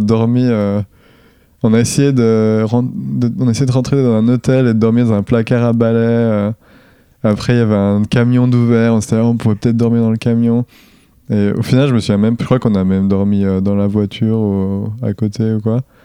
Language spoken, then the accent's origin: French; Tavaux, Bourgogne-Franche-Comté, France; je viens du Jura. Je viens de Dole plus précisément, enfin même Tavo encore plus précisément, qui est une petite ville de 5000 habitants